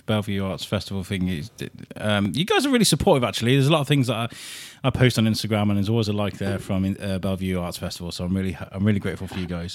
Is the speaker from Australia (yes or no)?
no; Wrexham, Wales, United Kingdom; moved away as an adult; also born or lived in Telford; now in Shrewsbury, United Kingdom; Wrexham where I grew up in my teenage years.